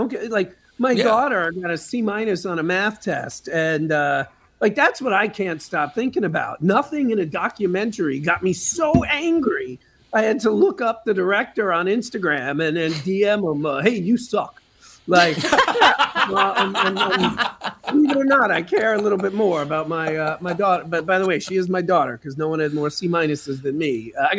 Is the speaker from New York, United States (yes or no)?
yes; New York, United States; I always fall back on maybe it's because I'm from New York, but I've met a lot of New Yorkers who are not like this